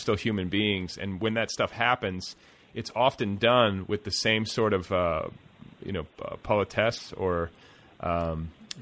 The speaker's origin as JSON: {"language": "English", "area": "Milwaukee and Indianapolis", "region": "Midwest", "country": "United States", "tie": "born or raised there", "said": "I grew up in the Midwest, and, you know, where? Milwaukee and Indianapolis"}